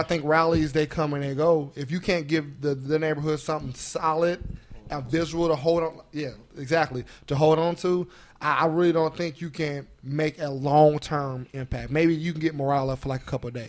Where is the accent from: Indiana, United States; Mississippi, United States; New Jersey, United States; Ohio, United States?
Indiana, United States; Indianapolis; I'm from Indianapolis, um, East Side, 34th Street. Like that's where I that's where I was raised